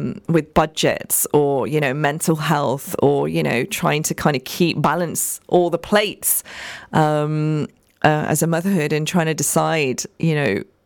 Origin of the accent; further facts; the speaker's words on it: United Kingdom; We have to manage the role as a British woman. We have to manage the role as a Pakistani South Asian woman as well